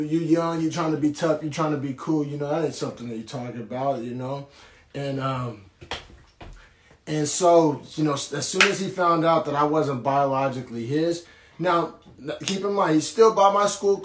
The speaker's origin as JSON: {"language": "English", "town": "Norman", "region": "Oklahoma", "country": "United States", "tie": "born or raised there", "said": "I grew up in Norman, Oklahoma, essentially, and from like age, 11 on"}